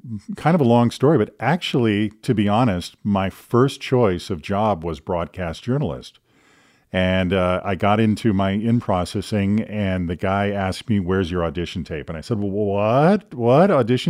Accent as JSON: {"language": "English", "town": "Green Bay", "region": "Wisconsin", "country": "United States", "tie": "born or raised there", "also_born_or_lived": "Madison, Wisconsin / Illinois / Omaha, Nebraska", "said": "I was born in Madison, Wisconsin, but have lived all over the Midwest, Illinois, and Nebraska. I lived in Omaha for a while, and then ended up going to middle school and high school in the Green Bay area."}